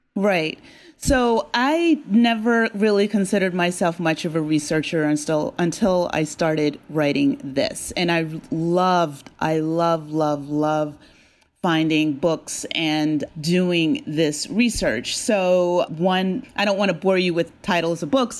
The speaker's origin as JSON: {"language": "English", "town": "Hamilton", "region": "New Jersey", "country": "United States", "tie": "born or raised there", "said": "I grew up in South Jersey, in Hamilton, New Jersey, um, which is the blueberry capital of the world."}